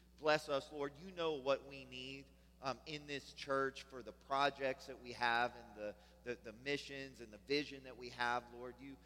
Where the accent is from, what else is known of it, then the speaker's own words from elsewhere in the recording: Pittsburgh, Pennsylvania, United States; also born or lived in Germany; We're from Pittsburgh. We eat pierogies, right? Old ladies wear babushkas. We say yins.